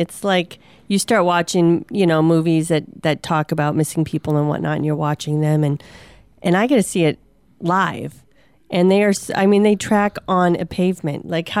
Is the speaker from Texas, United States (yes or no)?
no; Minnesota, United States; moved away; I'm from Minnesota.